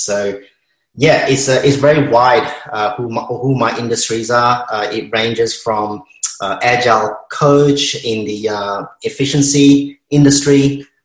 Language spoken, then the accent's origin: English; Malaysia; now in Melbourne, Australia; I'm Malaysian Chinese